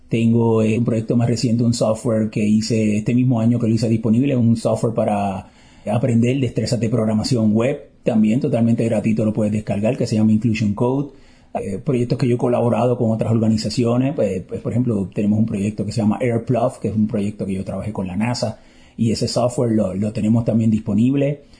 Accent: Puerto Rico; Eh, de Puerto Rico.

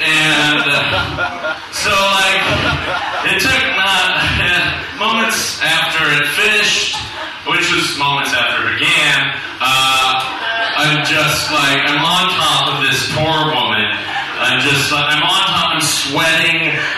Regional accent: the South, United States; now in South Korea; I'm from the South, and every Jinjilbong I go to, Jinjilbong my balls.

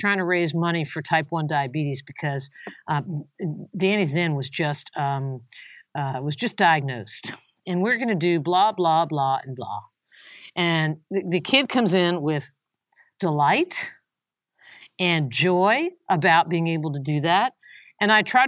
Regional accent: Long Island, New York, United States; moved away; also born or lived in North Carolina; I'm really from Long Island.

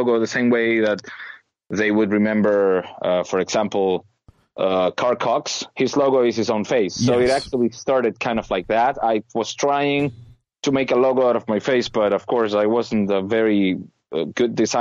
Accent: Venezuela; moved away as an adult; also born or lived in United States; now in Germany; I was born and raised in Venezuela

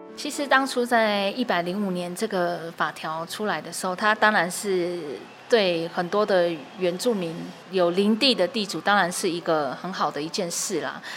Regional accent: Taiwan; 我自己是在部落长大

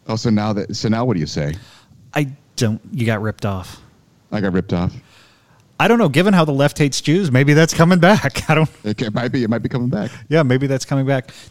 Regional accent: Baltimore, Maryland, United States; I'm from, you know, I'm from Baltimore. I'm not

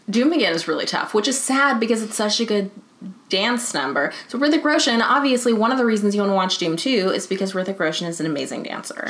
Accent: United States; as an American

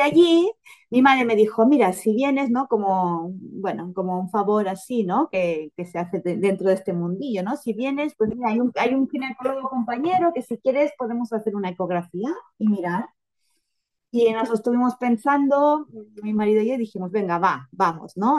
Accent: Girona, Catalonia, Spain; vivo en Girona, en un pueblecito cerca de Girona, soy de Girona

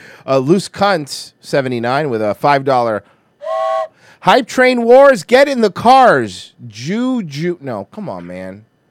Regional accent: Fresno, California, United States; I'm from Fresno.

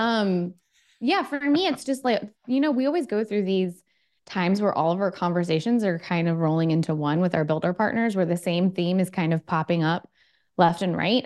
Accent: Baltimore, Maryland, United States; moved away

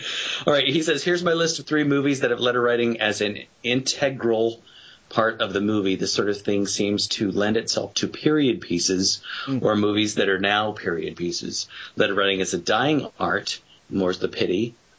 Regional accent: Arkansas, United States; Because I'm from Arkansas.

